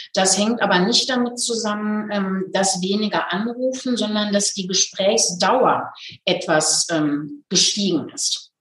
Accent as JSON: {"language": "German", "town": "Hagen", "region": "North Rhine-Westphalia", "country": "Germany", "tie": "born or raised there", "moved": "yes", "lives_now": "Nuremberg, Germany", "said": "die Hagener Stelle, aus, also in meiner Heimatstadt."}